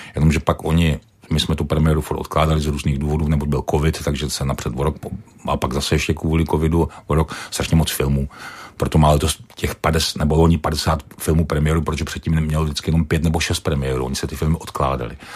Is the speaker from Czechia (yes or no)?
yes; Czechia; jsem Čech